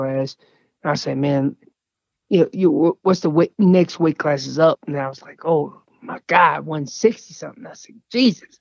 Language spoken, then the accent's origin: English; North Carolina, United States; now in Colorado, United States; I'm originally from North Carolina. I did not grow up in Colorado.